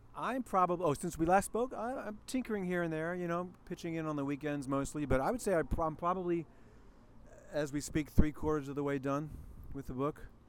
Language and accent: English; East Coast, United States; I grew up in the East Coast